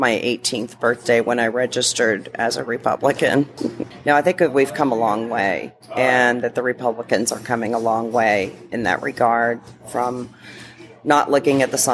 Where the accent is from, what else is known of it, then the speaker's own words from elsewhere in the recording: Kentucky, United States; now in Scottsdale, United States; I currently live in Scottsdale, Arizona, but I grew up in Kentucky.